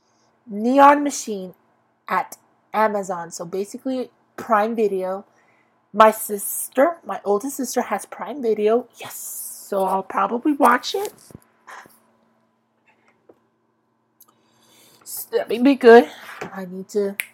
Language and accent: English; Lindsay, California, United States; I'm born a Lindsayite, and I am a Lindsayite to the day I freaking